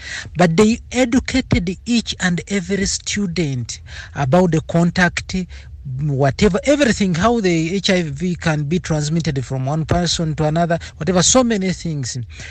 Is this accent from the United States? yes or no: no; Uganda; born or raised there; now in Nairobi, Kenya